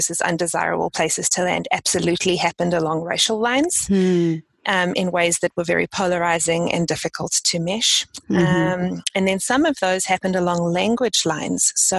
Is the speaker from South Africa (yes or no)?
yes; South Africa; moved away as an adult; now in United States; I've lived in the States now for almost 15 years, so my accent has morphed over time. It's not as strong as it used to be, but I was born and bred in South Africa, various parts of South Africa.